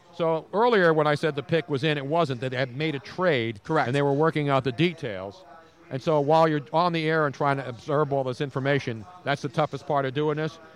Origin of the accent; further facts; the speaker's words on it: Philadelphia, Pennsylvania, United States; my hometown